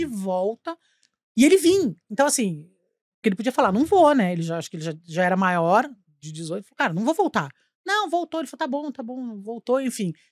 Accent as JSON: {"language": "Portuguese", "town": "Curitiba", "region": "Paraná", "country": "Brazil", "tie": "born or raised there", "said": "Eu sou de Curitiba, nossa família uhum. sempre morou lá, tal."}